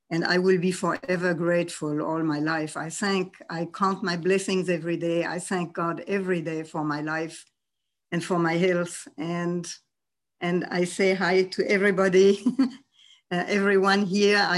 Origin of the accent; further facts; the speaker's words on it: France; also born or lived in Germany; I was born in Germany in 1932, just a few months before Hitler came to power. And my parents had the wisdom, the foresight, and the opportunity to go very early to France, with me, of course.